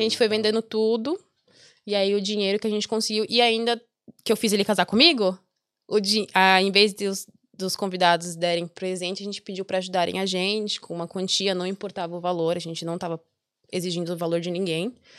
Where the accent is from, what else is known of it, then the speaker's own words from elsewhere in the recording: Brazil; moved away as an adult; Eu já saí do Brasil com a cabeça de que ia ficar